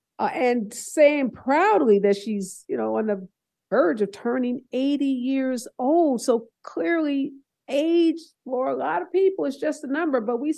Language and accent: English; St. Louis, Missouri, United States; St. Louis, my hometown